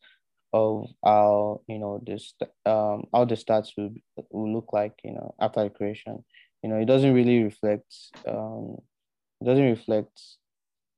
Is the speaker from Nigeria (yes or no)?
yes; Nigeria; I am Nigerian.